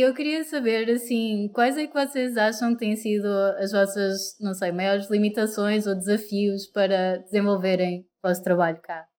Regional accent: Portugal; moved away as an adult; also born or lived in Coimbra; now in Porto, Portugal; cresci em Oliveira das Meias, nasci em Coimbra

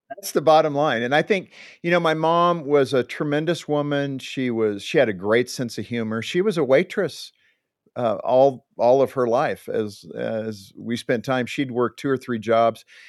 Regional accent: Southern California, United States; also born or lived in Compton, California; I was growing up in Southern California

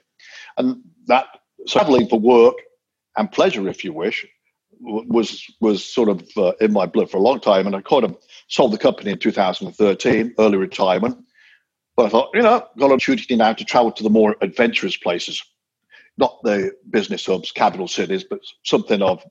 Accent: England, United Kingdom; moved away as an adult; also born or lived in Ottawa, Canada / South Wales; growing up in England

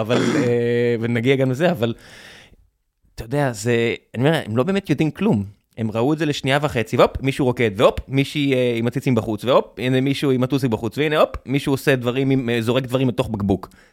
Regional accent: Beersheba, Southern District, Israel; now in Tel Aviv, Israel; כבאר שבעי

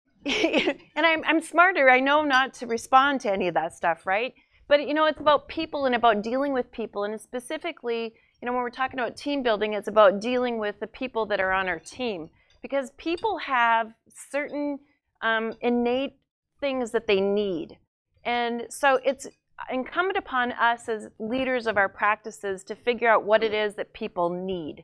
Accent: North Dakota, United States; I'm from North Dakota

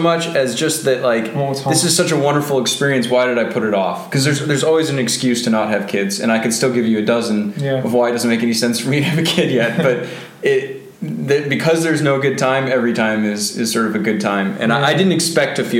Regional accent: Bainbridge Island, Washington, United States; Growing up on Bainbridge Island was really special

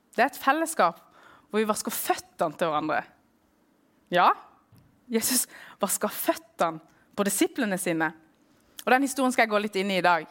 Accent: Norway; also born or lived in Middle East; jeg vokst opp i Norge

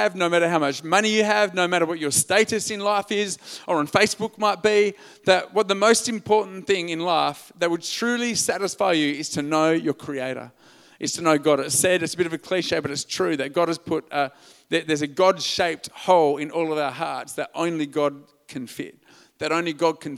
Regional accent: Albany, Western Australia, Australia; also born or lived in Perth; I'm an Australian male

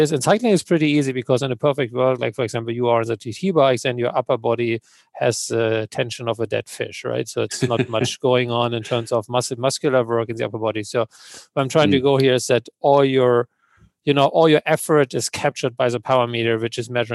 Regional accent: Germany; moved away as an adult; now in Switzerland; I was born in Germany. I live in Switzerland

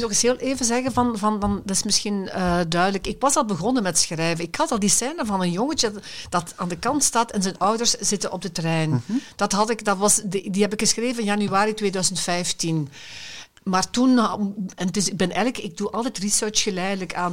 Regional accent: Limburg, Belgium; now in Brabant, Belgium; ik ben Limburger van aard. Hè, en ik woon al heel lang in Brabant

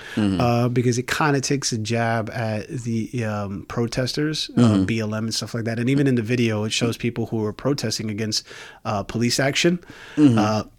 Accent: New York, United States; When I was a kid growing up in New York

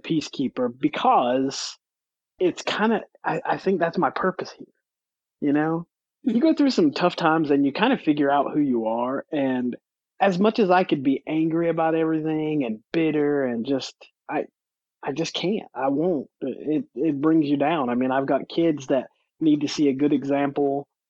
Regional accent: the South, United States; I mean, you got to remember where I grew up. I grew up in the South.

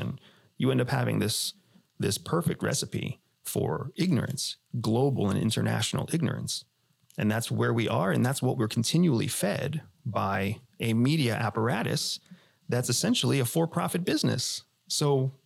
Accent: United States; I am an American veteran. I'm an American former CIA officer. We are as red, white, and blue apple pie and hot dogs as it gets, right? And we grew up in a country

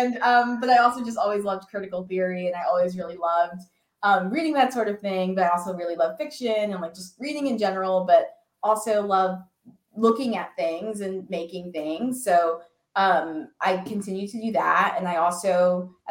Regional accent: New York City, New York, United States; I grew up in New York City and I'm like a third generation New Yorker

